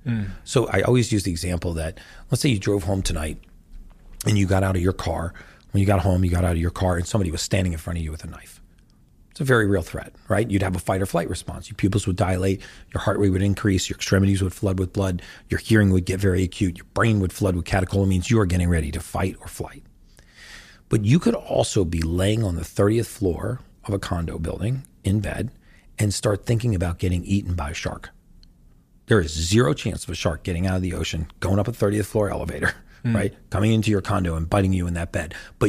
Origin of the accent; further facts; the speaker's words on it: United States; I know you guys don't have Thanksgiving in the UK, but I'm from America.